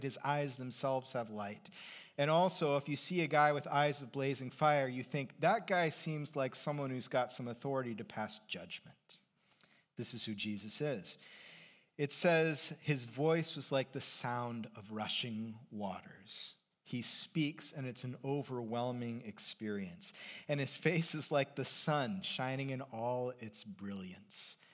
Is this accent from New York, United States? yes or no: no; Seattle, Washington, United States; moved away; also born or lived in Los Angeles; So I, I grew up in the Seattle area, and then I lived in Los Angeles for a number of years, twice.